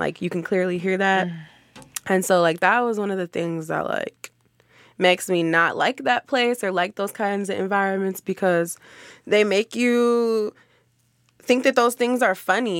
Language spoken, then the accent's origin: English; Frogtown, United States; Talking with him, I found out that he was from the same place as me, so I grew up in Frogtown.